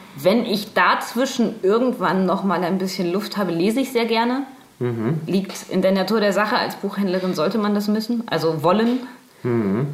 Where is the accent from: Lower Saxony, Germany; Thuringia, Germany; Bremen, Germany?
Bremen, Germany; accent: Hochdeutsch; moved away as an adult; now in Nuremberg, Germany; Ich komme aus Bremen. Ich wohne erst seit zwei Jahren in Nürnberg.